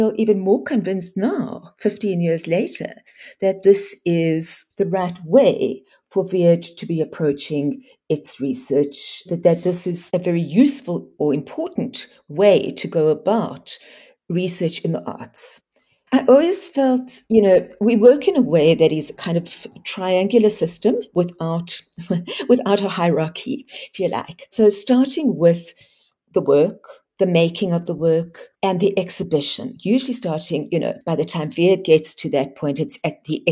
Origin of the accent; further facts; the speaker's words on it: South Africa; as South African artists